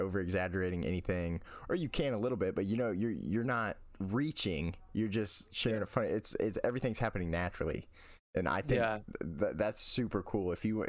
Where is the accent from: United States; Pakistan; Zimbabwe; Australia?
United States; the South; I'm from the South in the United States, and I've never been on an airplane